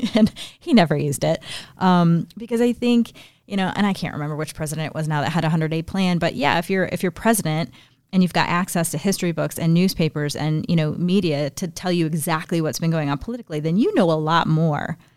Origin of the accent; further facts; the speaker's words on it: Northeast Indiana, United States; in my hometown, we have something called Young Leaders of Northeast Indiana